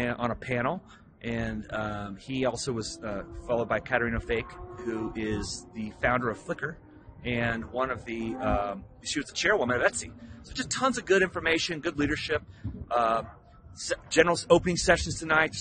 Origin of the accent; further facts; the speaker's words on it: Texas, United States; now in California, United States; I was from Texas, but I live in California.